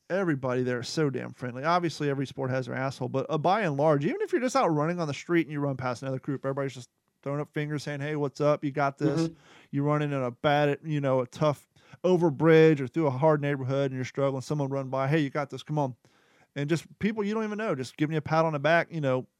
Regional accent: Kentucky, United States; I'm from Kentucky

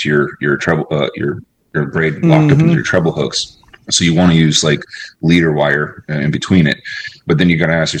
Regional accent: Florida, United States; I was raised here in Florida

